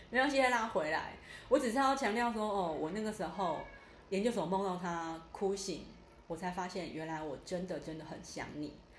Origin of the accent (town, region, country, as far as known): Taiwan; born or raised there; also born or lived in central Taiwan